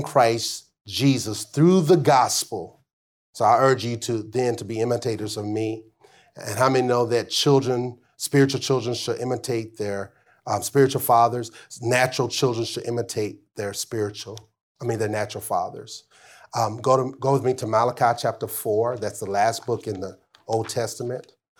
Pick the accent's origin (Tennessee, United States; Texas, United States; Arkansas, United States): Arkansas, United States; growing up in Arkansas